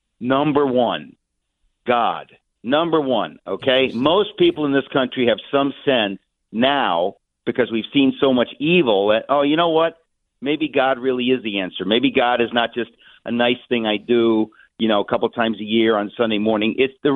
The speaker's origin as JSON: {"language": "English", "town": "New York City", "region": "New York", "country": "United States", "tie": "born or raised there", "said": "I grew up in Queens. I'm a working class kid."}